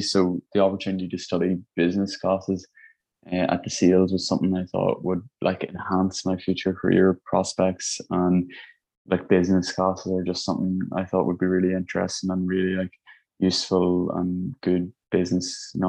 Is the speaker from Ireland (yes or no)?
yes; Ireland; accent: Irish; And like when I started talking, they would pick up on my Irish accent and like they wanted to know where I was from and what I was studying here and how I'd came here.